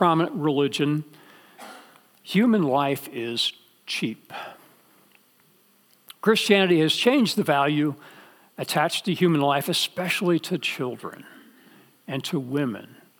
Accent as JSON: {"language": "English", "town": "Dallas", "region": "Texas", "country": "United States", "tie": "born or raised there", "said": "I grew up in Dallas"}